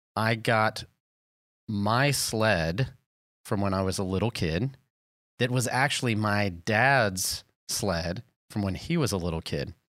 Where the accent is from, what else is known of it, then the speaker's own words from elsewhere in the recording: the South, United States; I'm from the South